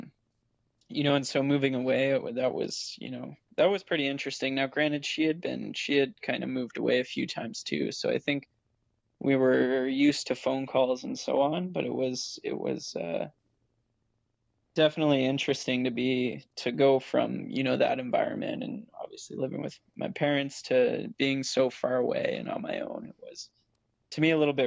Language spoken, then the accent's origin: English; Ottawa, Ontario, Canada; moved away as an adult; I would have had to go to school in my hometown, which was Ottawa